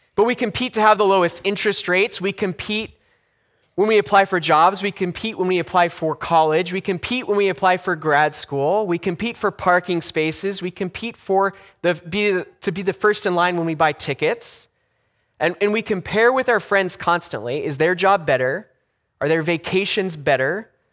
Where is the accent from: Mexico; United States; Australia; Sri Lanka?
United States; Los Angeles, California; moved away; when I grew up in Los Angeles. So I grew up in, in Southern California, about two miles from the beach.